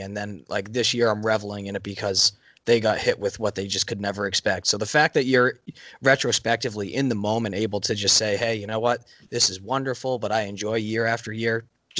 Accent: Rhode Island, United States; now in Boston, United States; I grew up in Rhode Island. I now live in Boston.

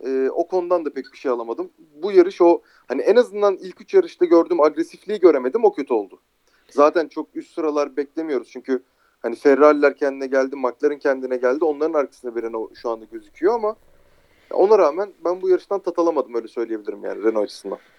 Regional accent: Turkey

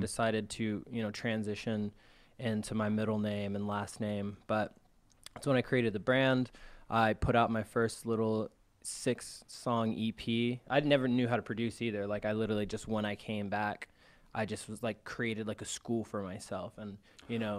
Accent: California, United States; moved away as an adult; also born or lived in Arizona; now in Chicago, United States; I was born in Arizona. I was raised in California. Came out to Chicago about three and a half years ago

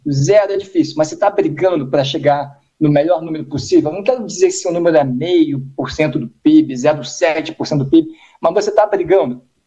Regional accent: Brazil; como brasileiro

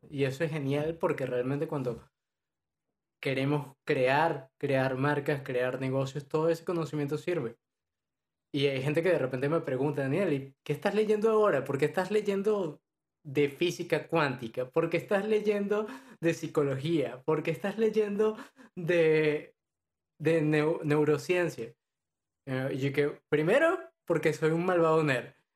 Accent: Venezuela; now in Madrid, Spain; soy de Venezuela, actualmente vivo en España, específicamente en Madrid

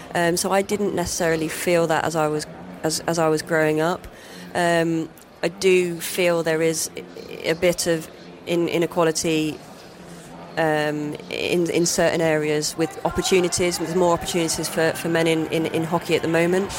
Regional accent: Nottingham, East Midlands, United Kingdom; growing up in Nottingham

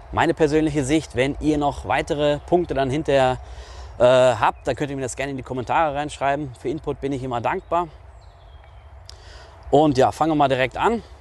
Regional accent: North Rhine-Westphalia, Germany; ich komme ja aus NRW, aus dem Ruhrgebiet. Da ist der Umgangston etwas rauer.

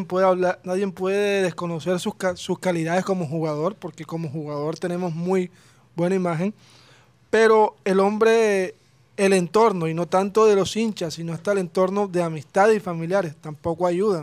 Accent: Colombia

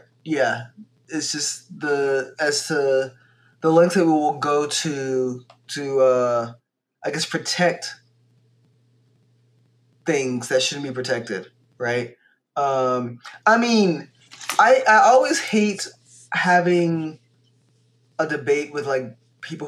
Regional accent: Louisiana, United States; Louisiana is like my home state too

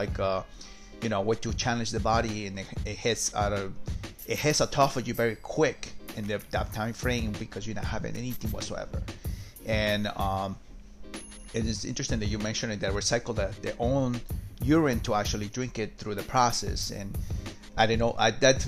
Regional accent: Peru; So I'm from South America myself. I'm from Peru

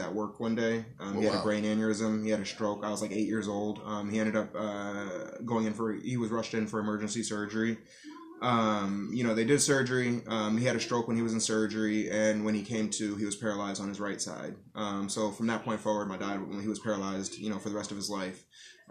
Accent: Erie County, New York, United States; also born or lived in Tonawanda / Buffalo / Amherst / Florida; I'm from Erie County. I've spent time in Buffalo, Amherst, Tonawanda.

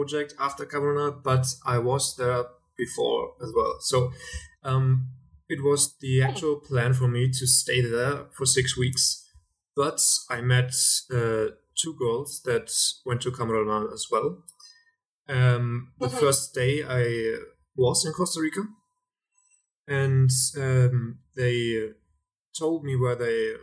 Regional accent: Germany; I'm from Germany

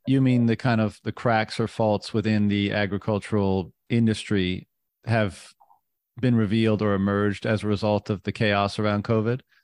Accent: Canada; I'm, I'm from Canada

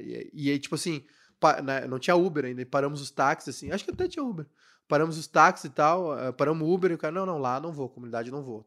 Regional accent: Cachoeirinha, Rio Grande do Sul, Brazil; eu sou de Cachoeirinha

